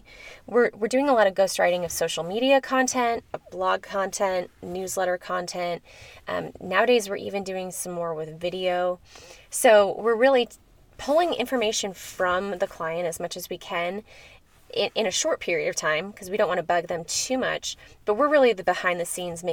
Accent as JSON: {"language": "English", "area": "near Chicago", "region": "Illinois", "country": "United States", "tie": "born or raised there", "moved": "yes", "lives_now": "Colorado, United States", "said": "growing up near Chicago"}